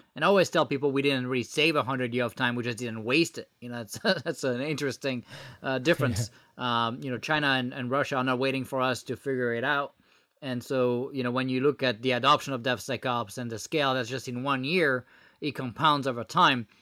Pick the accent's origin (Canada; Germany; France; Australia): France; English is a second language; moved away as an adult; now in United States; I was born in France and moved, uh, to the U S about, uh, twelve years ago.